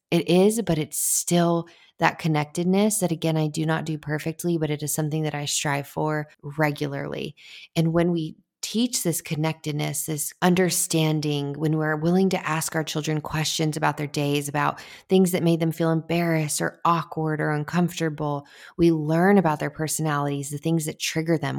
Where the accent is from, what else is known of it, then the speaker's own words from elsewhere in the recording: United States; I am all American girl